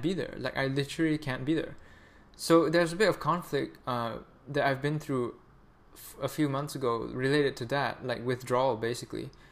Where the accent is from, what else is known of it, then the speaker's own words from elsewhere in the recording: Malaysia; moved away; also born or lived in Canada; I'm Malaysian